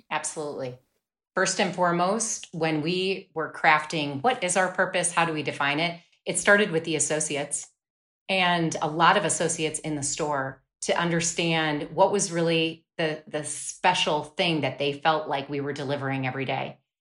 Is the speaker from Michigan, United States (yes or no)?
no; Wisconsin, United States; I grew up in Wisconsin.